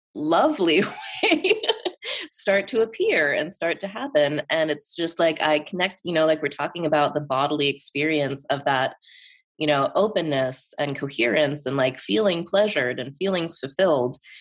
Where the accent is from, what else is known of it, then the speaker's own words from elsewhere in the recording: Pittsburgh, Pennsylvania, United States; it's in Pittsburgh, my hometown